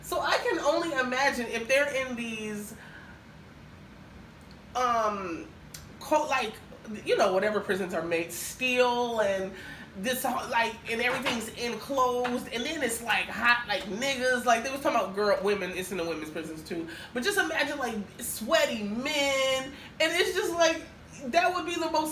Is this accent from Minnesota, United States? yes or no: yes; Minnesota, United States; now in Miami, United States; I'm from Minnesota